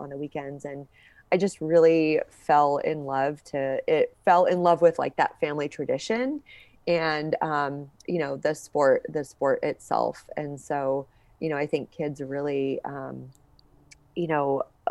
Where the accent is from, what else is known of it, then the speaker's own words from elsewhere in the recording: Seattle, Washington, United States; I grew up in Seattle